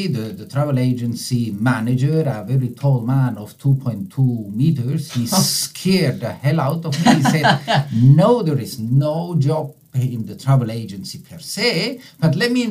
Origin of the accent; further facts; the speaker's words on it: German-speaking Switzerland, Switzerland; first language Italian, German; English is a second language; moved away as an adult; my parents emigrated from Italy to Switzerland. I was born in Switzerland, in the German part of Switzerland